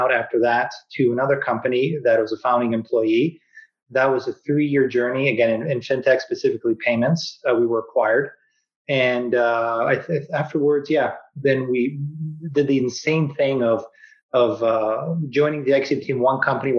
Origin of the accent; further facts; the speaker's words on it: Vancouver, British Columbia, Canada; also born or lived in Kelowna; I was born and raised in Vancouver.